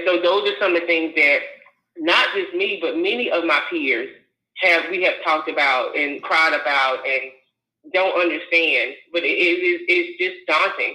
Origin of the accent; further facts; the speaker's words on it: North Carolina, United States; moved away as an adult; while I would have loved to stay in my home state of North Carolina